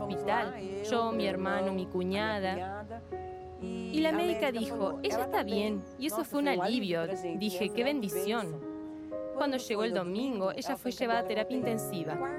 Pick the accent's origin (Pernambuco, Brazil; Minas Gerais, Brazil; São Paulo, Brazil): São Paulo, Brazil; Araras; soy de Araras, interior de San Pablo